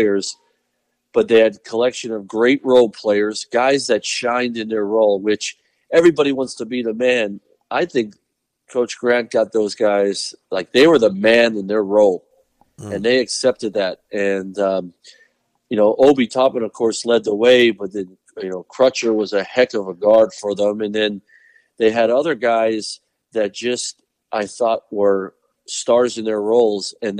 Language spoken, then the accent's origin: English; Pennsylvania, United States; moved away; I grew up in Pennsylvania